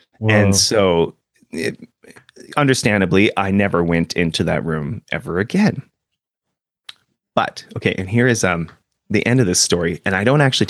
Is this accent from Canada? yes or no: yes; Canada; we're Canadian